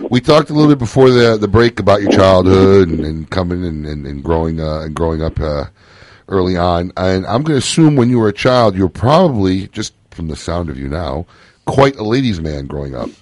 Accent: Midwest, United States; moved away; I grew up in the Midwest

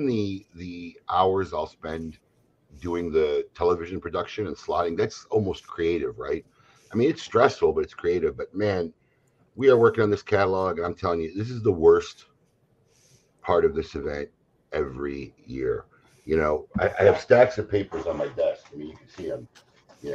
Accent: Chicago, Illinois, United States; moved away as an adult; now in Florida, United States; I grew up in Chicago

